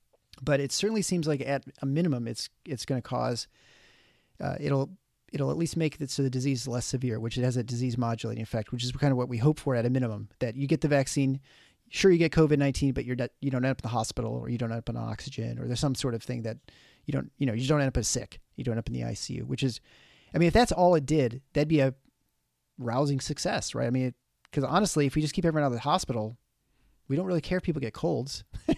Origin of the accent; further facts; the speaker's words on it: Canada; I'm impressed as a Canadian that you got the Fahrenheit there too.